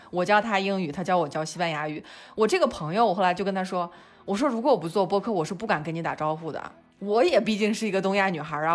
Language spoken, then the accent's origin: Chinese; China; moved away; also born or lived in London; 我们中国人